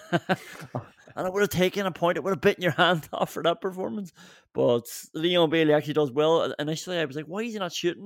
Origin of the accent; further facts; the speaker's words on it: Ireland; I'm from Ireland